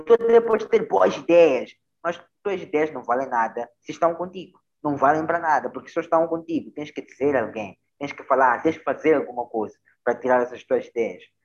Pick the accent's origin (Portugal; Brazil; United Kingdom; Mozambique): Mozambique